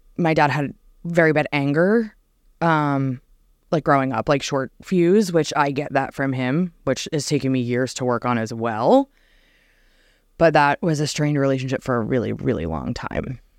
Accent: New Jersey, United States; moved away; born and raised in New Jersey

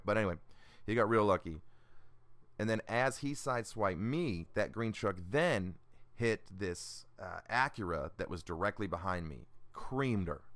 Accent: Illinois, United States; also born or lived in Georgia; now in Atlanta, United States; I'm originally from Illinois and I, I live in, in Georgia now, just outside of Atlanta

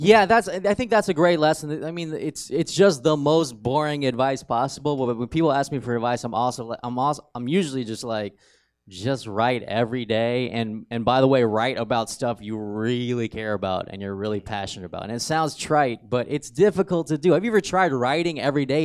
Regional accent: Riverside, California, United States; also born or lived in San Bernardino, California; I went to Riverside Poly.

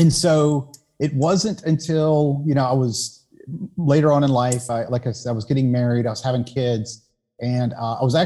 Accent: Savannah, Georgia, United States; moved away as an adult; I was born in Savannah, Georgia, so southeastern, part of the U.S. I grew up there, left when I was 18

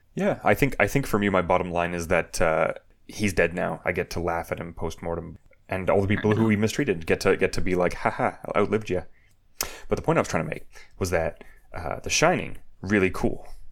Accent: Canada; growing up in Canada

